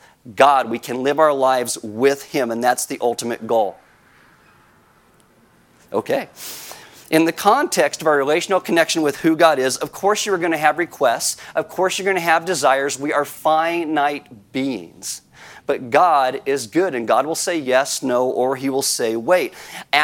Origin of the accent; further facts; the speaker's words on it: California, United States; moved away as an adult; also born or lived in Iowa; I was a California boy. I was born and raised in California.